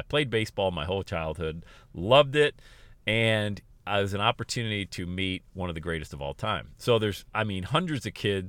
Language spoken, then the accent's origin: English; Bradford, Pennsylvania, United States; now in Cincinnati, United States; he was in my hometown of Bradford, Pennsylvania.